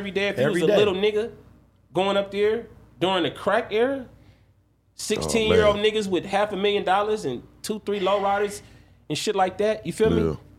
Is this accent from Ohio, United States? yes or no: no; San Diego, California, United States; also born or lived in Los Angeles / San Francisco Bay Area; coming up in San Diego in my generation